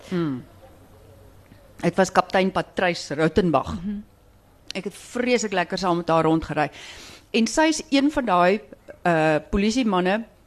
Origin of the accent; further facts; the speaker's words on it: Stellenbosch, Western Cape, South Africa; ek kom van Stellenbosch